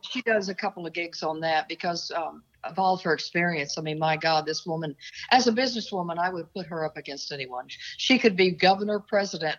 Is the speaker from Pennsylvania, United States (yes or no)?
no; Oklahoma, United States; moved away; also born or lived in Seattle / Dallas; I'm from Oklahoma originally